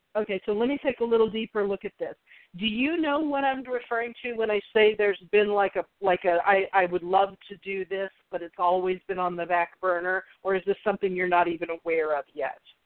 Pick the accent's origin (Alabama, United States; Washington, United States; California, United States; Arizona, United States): Arizona, United States; Scottsdale; moved away; I grew up in Scottsdale, but our our area code was different back then